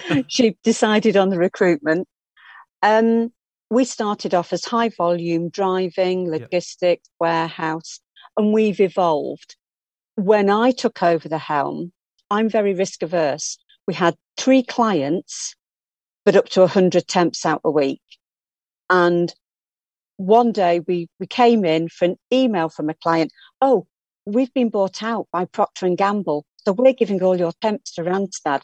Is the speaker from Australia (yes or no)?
no; Blackpool, North West England, United Kingdom; moved away; I was born and bred in Blackpool